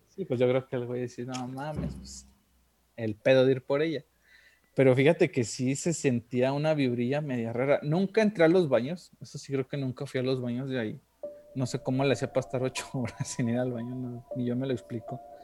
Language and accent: Spanish; Monterrey, Nuevo León, Mexico; moved away; also born or lived in Guanajuato; Yo que soy nacido allá en Monterrey y que estaba, bueno, mucha parte de mi infancia me he ido allá